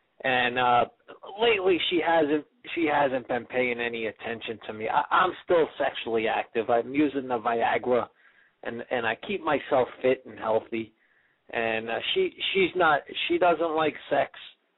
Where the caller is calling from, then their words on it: Manhattan, New York, United States; I'm out in Manhattan.